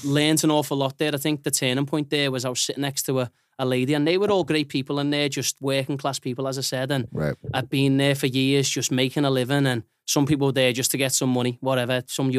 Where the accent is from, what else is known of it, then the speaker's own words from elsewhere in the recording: Liverpool, North West England, United Kingdom; There's minor things. I'm from Liverpool. We do have that type of language as well.